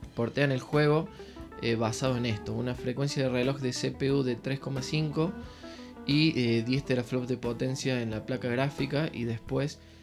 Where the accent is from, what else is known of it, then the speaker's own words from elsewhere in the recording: Córdoba, Argentina; soy de Córdoba, Argentina.